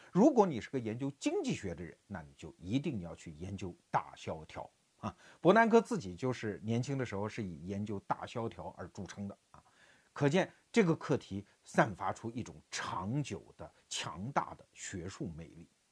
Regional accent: China; 我们中国人最机灵哈

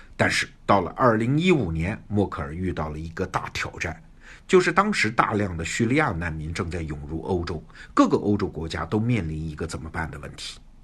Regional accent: China; 我们中国人懂的话

